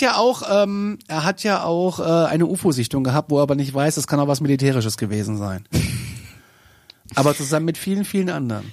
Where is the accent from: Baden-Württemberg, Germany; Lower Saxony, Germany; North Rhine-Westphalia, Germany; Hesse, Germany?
Hesse, Germany; Kassel; Ich, bin aus Kassel.